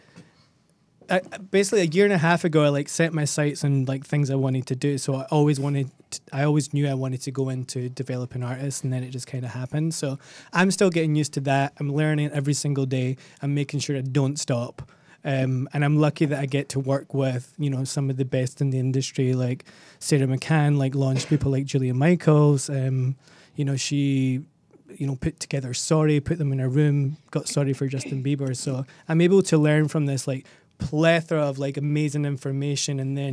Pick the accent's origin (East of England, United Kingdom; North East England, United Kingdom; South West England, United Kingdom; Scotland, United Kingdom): Scotland, United Kingdom; also born or lived in Australia; now in Los Angeles, United States; I'm Scottish.